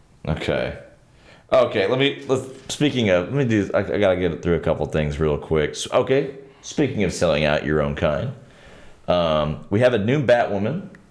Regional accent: South Texas, United States; I I come from South Texas.

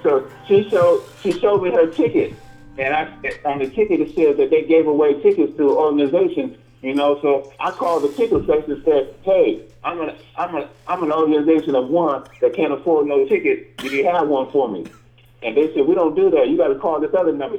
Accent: Riverside, United States; growing up in Riverside

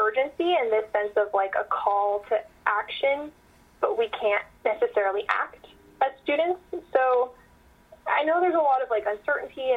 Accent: Calaveras County, Northern California, United States; I am from Calaveras County

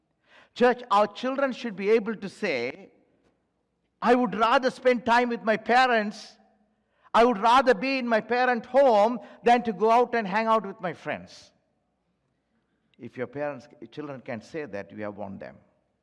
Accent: Timbuktu, Tombouctou Region, Mali; English is a second language; When I was young and when I was growing up in Timbuktu, who is worried about it?

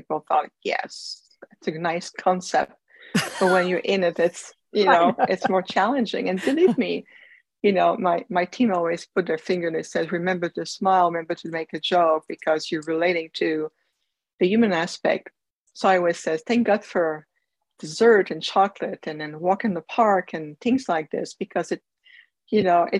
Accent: Canada; I was born in Canada

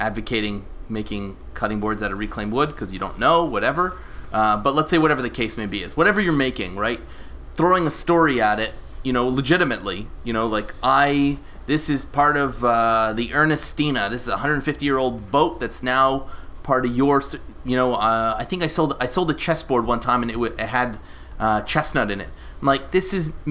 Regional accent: Canada; I'm Canadian

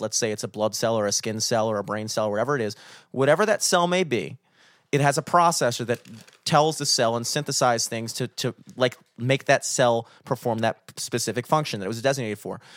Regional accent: United States; as an American citizen

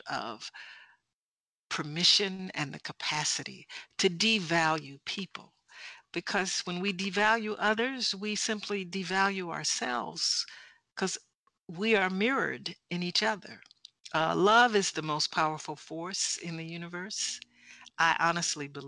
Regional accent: United States; I'm from America

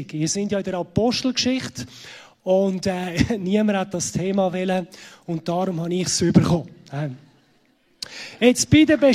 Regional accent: Zurich, Switzerland; wie man unschwer ähm, kann hören, ich komme aus Zürich.

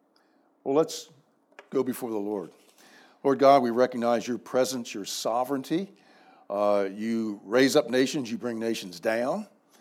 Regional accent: United States; moved away as an adult; also born or lived in Dallas, Texas; now in San Antonio, United States; after living in Dallas for 14 years, and they were my Washington Senators. I grew up in the Maryland, Virginia area.

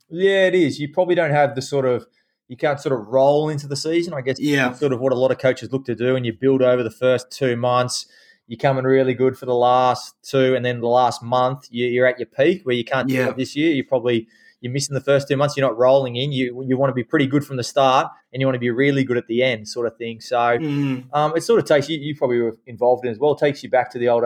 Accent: Kenthurst, New South Wales, Australia; I grew up in Kenthurst out on uh, five acres

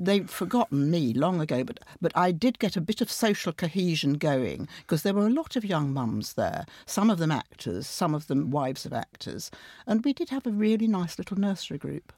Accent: Sheffield, Yorkshire and the Humber, United Kingdom; moved away; during the miners' strike in Sheffield, my hometown, I went back a lot

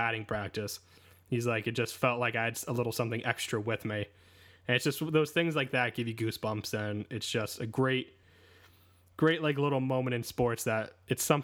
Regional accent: New Jersey, United States; I grew up in New Jersey

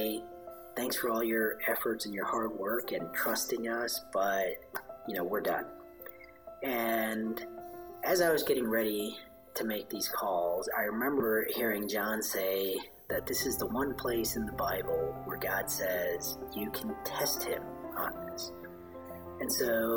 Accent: Chicago, Illinois, United States; moved away as an adult; also born or lived in India; now in Austin, United States; I was born in India. Moved to Chicago when I was 3

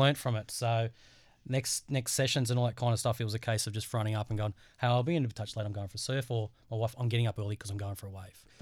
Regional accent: Central Coast, New South Wales, Australia; born and bred on the Central Coast, in New South Wales.

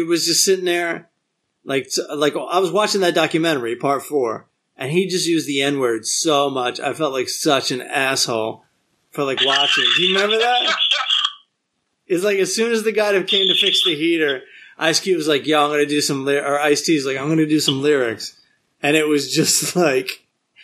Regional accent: Maryland, United States; I was from Maryland

